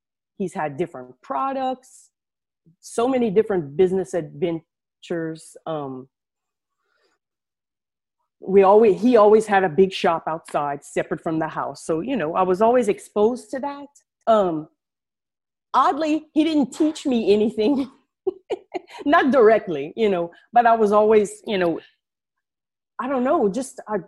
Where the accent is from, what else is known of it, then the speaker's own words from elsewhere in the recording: Acadiana, Louisiana, United States; I'm from down south in Louisiana, way down south in Louisiana. I'm sure you can tell through my accent. We live in a region called Acadiana